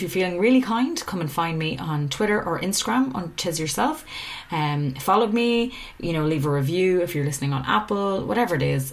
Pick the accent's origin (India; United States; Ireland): Ireland; I'm an Irish person